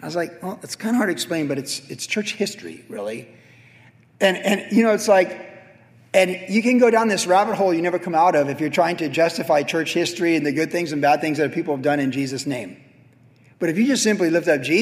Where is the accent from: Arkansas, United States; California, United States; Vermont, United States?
California, United States; Carlsbad; Danny Yarbrough was my best friend growing up in Carlsbad